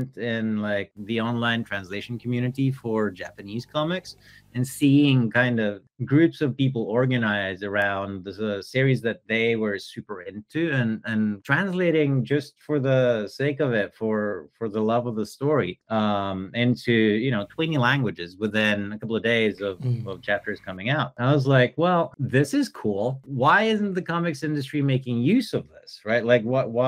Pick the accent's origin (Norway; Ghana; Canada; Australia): Norway; moved away as an adult; also born or lived in Germany / San Francisco / Paris; I'm originally from Norway in Northern Europe.